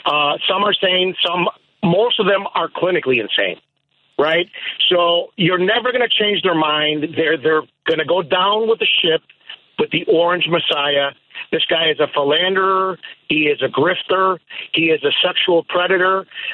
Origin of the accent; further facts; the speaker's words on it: Chicago, Illinois, United States; also born or lived in Canada; now in Lake Zurich, United States; I grew up in Jefferson Park.